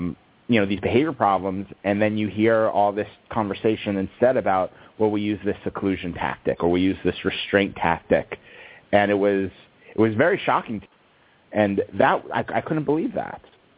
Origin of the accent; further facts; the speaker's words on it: East Coast, United States; now in California, United States; I'm in California. I grew up on the East Coast.